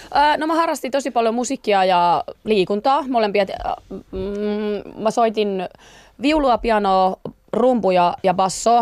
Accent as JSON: {"language": "Finnish", "town": "Pöljä", "region": "North Savo", "country": "Finland", "tie": "born or raised there", "moved": "yes", "said": "mä oon semmoisesta pienestä kylästä ja siellähän on siis Pöljän kouluhan on vitostien varressa"}